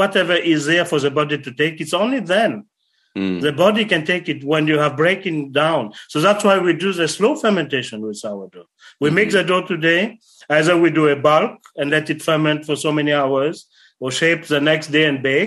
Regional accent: Sweden; I am from Sweden

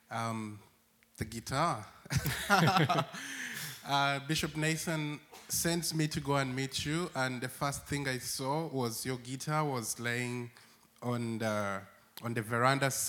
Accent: Rwanda; I come from Rwanda.

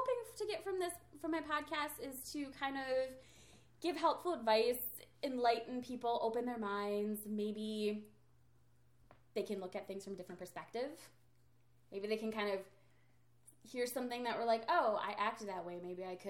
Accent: Minnesota, United States; And we are from Minnesota, but I do not have an accent like that.

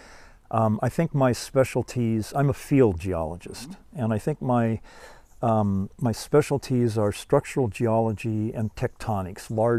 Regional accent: Los Angeles, California, United States; moved away as an adult; also born or lived in Stanford, California; now in Seattle, United States; And I was born in LA and grew up in the San Gabriel Valley, where I lived until I went to Stanford as an undergraduate in 1962.

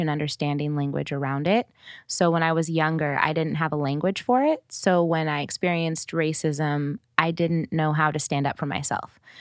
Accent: Oregon, United States; moved away as an adult; also born or lived in Portland / Eugene; now in California, United States; I grew up in Oregon, which is not diverse

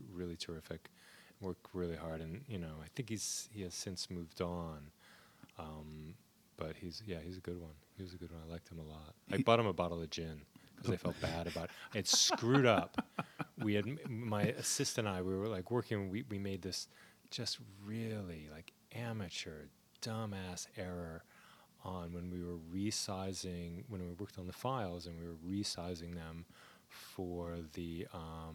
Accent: New Jersey, United States; I grew up in Jersey.

